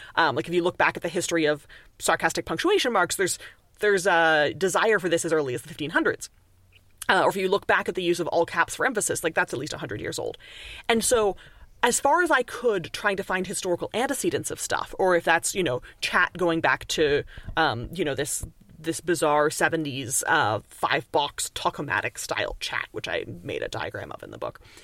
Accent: Canada; accent: Canadian; now in Montreal, Canada; people hear my accent and they're like, immediately you must be Canadian

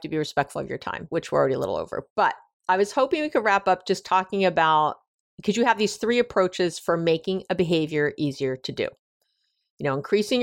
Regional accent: New York, United States; I'm a Jew from New York

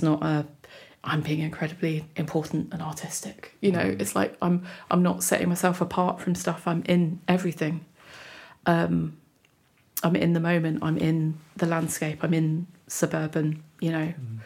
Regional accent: United Kingdom; being British

